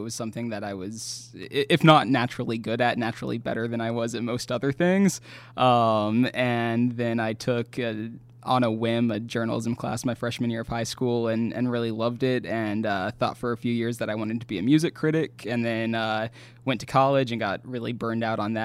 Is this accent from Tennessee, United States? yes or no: yes; Knoxville, Tennessee, United States; moved away as an adult; also born or lived in Bloomington, Indiana; now in Florida, United States; I grew up in Knoxville, Tennessee